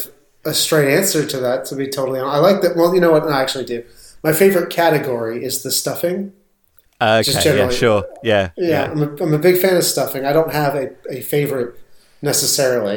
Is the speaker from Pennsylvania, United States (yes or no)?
no; New Jersey, United States; I'm from New Jersey, not the South or anything